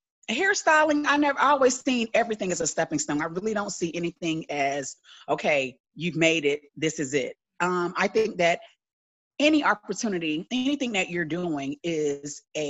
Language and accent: English; Tampa, Florida, United States; moved away as an adult; now in Atlanta, United States; I am originally from Tampa, Florida, but I live in Atlanta, Georgia.